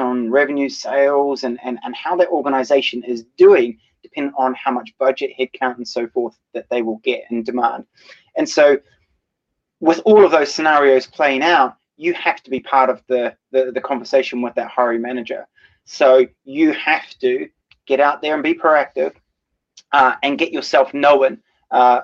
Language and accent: English; New Zealand; moved away; My home country is in New Zealand